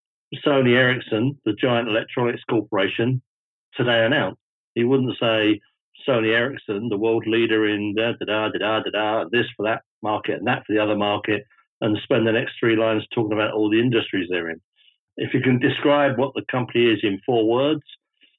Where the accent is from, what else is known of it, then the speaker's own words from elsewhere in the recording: United Kingdom; me as a Brit